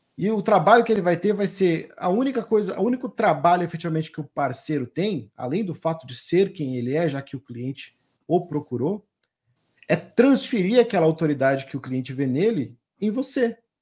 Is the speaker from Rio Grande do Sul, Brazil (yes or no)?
yes; Rio Grande do Sul, Brazil; now in Mato Grosso do Sul, Brazil; lá no Rio Grande do Sul, que é a terra onde eu nasci